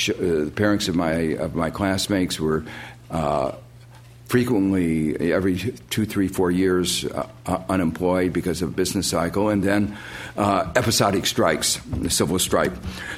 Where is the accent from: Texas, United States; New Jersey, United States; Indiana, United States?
Indiana, United States; Gary; Growing up in Gary, Indiana, which some of you may know is an industrial town, or was an industrial town, on the southern shores of Lake Michigan